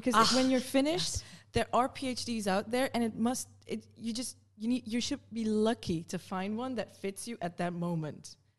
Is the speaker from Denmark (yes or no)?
no; Netherlands; I grew up in the Netherlands